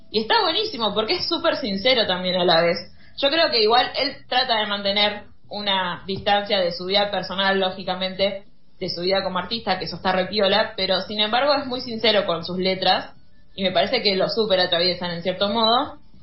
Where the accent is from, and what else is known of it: Argentina